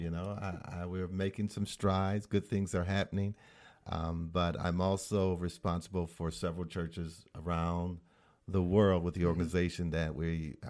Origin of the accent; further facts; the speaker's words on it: Battle Creek, Michigan, United States; now in Novi, United States; Well, I'm originally from Battle Creek, Michigan.